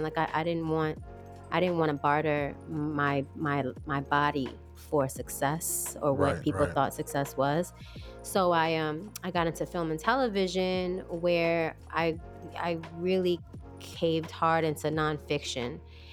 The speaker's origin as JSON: {"language": "English", "region": "New York", "country": "United States", "said": "I'm from New York, and I trained in New York"}